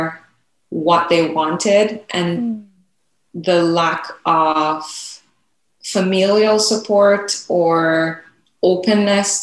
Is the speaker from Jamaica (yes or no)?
yes; Jamaica; now in United States; growing up in Jamaica and just being the, just having the experience of a young Black girl